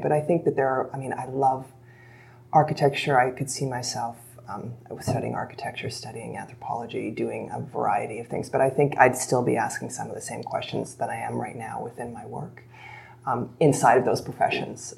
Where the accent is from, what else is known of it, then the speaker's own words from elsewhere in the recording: Canada; being Canadian